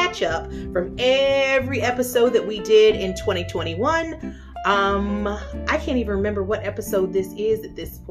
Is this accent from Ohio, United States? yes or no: yes; Ohio, United States; now in Florida, United States; I'm from Ohio